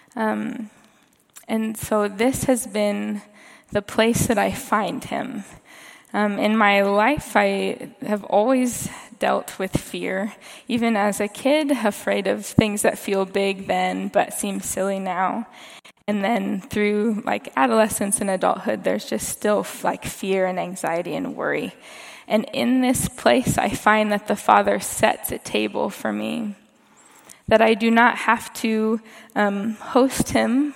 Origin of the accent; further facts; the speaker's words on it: Kansas, United States; moved away; I'm from Kansas. I grew up in a suburb.